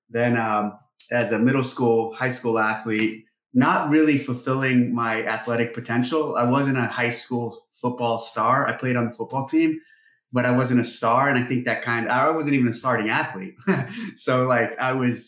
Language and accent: English; Ramona, California, United States; moved away as an adult; also born or lived in San Jose, California; I grew up on the ranch in Romans, California, our 65-acre ranch that's the home of the first three CrossFit Games. And actually, I was born in San Jose, and we moved to this property when I was in the second grade